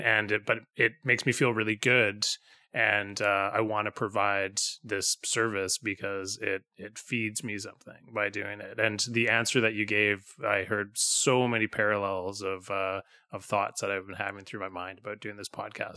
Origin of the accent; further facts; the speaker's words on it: Vancouver, British Columbia, Canada; now in Pender Island, Canada; I grew up in Vancouver, and so I go back to visit my family